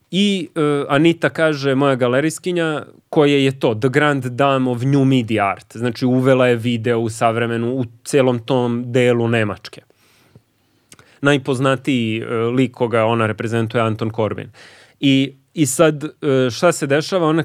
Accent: Belgrade, Serbia; iz Beograda. Srbin!

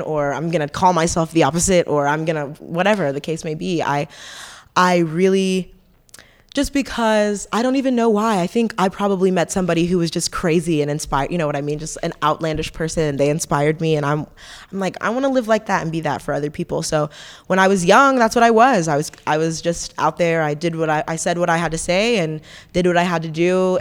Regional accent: Fayetteville, North Carolina, United States; We're all from Fayetteville

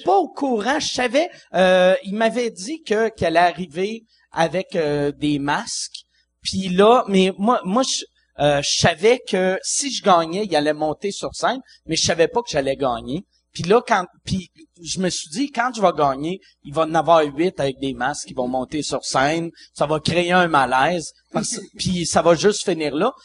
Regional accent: Quebec City, Quebec, Canada; je viens de Québec

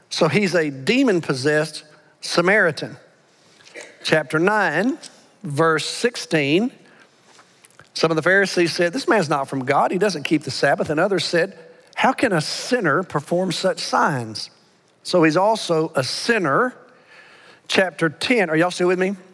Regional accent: Alabama, United States; accent: Alabama; moved away; I, I, know I grew up, I was born and reared in Alabama, but I've been with y'all so long, I've, I've lost my Alabama accent for the most part.

